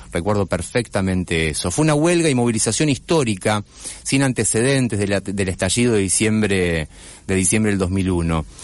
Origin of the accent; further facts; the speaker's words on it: Santa Fe, Argentina; Como periodista santafesino